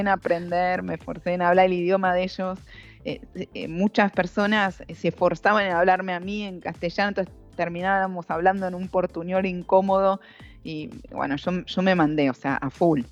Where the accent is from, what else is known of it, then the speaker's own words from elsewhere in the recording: Argentina; moved away as an adult; now in Brazil; siendo mujer y siendo argentina en Brasil